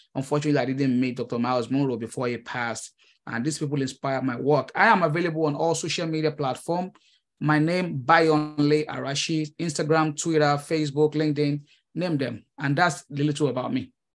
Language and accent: English; Nigeria; moved away as an adult; now in United States; I am a Nigerian immigrant. Uh, I came to the United States, uh, early twenty fifteen